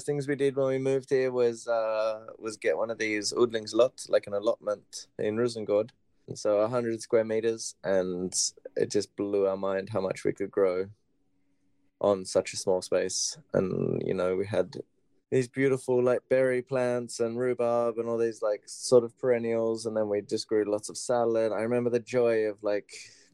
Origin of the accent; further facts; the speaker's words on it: Australia; moved away as an adult; also born or lived in Barcelona, Spain; now in Malmö, Sweden; Okay, so I'm originally from Australia. I was born and grew up there.